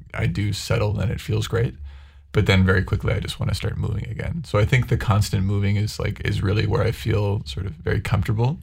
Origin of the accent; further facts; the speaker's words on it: Grimsby, Ontario, Canada; moved away; I grew up in Grimsby, Ontario, which is about an hour south of Toronto